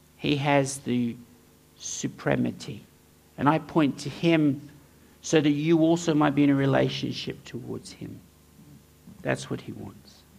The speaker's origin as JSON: {"language": "English", "town": "Townsville", "region": "Queensland", "country": "Australia", "tie": "born or raised there", "moved": "yes", "said": "I grew up in Townsville"}